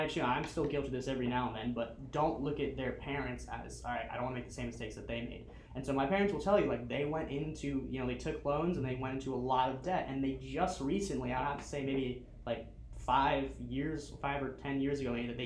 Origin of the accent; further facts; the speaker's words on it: Miami, Florida, United States; moved away as an adult; also born or lived in Dallas; now in Southwest Florida, United States; So I lived in Miami, I grew up in Miami.